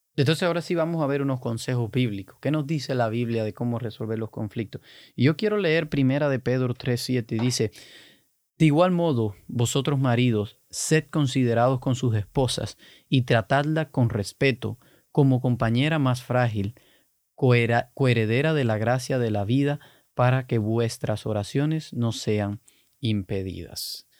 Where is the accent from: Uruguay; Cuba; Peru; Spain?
Cuba; yo soy cubano, los cubanos somos totalmente opuestos